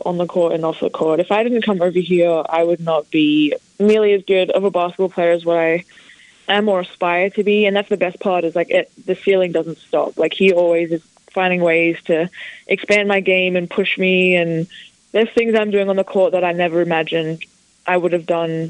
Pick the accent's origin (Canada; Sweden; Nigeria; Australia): Australia; Ballarat, Victoria; now in Blacksburg, United States; I grew up in Ballarat, but I didn't live in the town. I lived on a farm